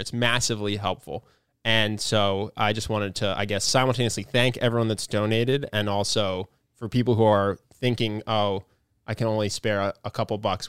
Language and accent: English; United States; as an American